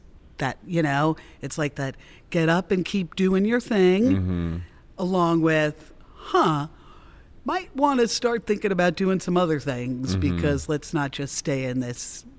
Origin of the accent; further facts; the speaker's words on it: Mount Vernon, New York, United States; I come from working class people. I'm from Mount Vernon, New York.